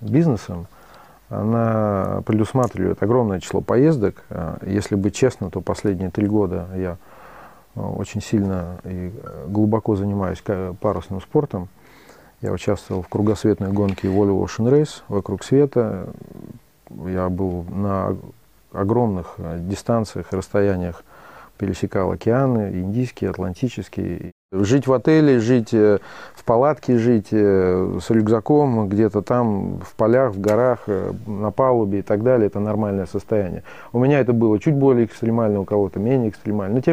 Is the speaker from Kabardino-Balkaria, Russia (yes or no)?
yes; Tyrnyauz, Kabardino-Balkaria, Russia; now in Saint Petersburg, Russia; Я вырос на Кавказе.